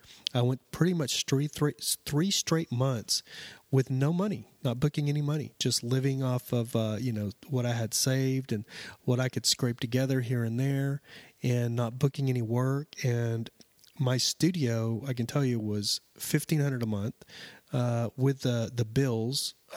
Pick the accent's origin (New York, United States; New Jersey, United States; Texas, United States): Texas, United States; Lubbock; I actually grew up in West Texas. I don't know if some of you know West Texas, Lubbock. I grew up outside of Lubbock and Amarillo, Lubbock, all through that area.